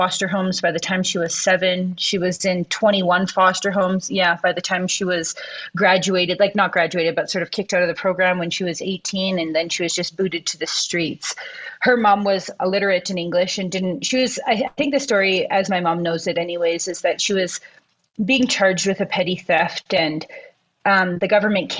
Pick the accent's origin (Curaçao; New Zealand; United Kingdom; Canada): Canada; moved away as an adult; also born or lived in Peru; now in Guadalajara, Mexico; I'm Indigenous, and I am from Canada, and that is a big part of my story and a big part of where I come from